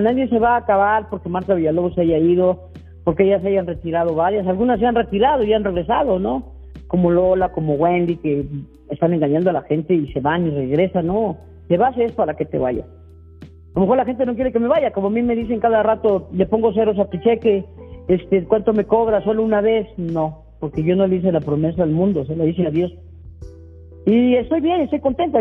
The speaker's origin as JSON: {"language": "Spanish", "region": "Mexico City", "country": "Mexico", "tie": "born or raised there", "said": "Yo nací en el Peñón de los Baños, en un cuartito de 4x4 vivíamos en una vecindad"}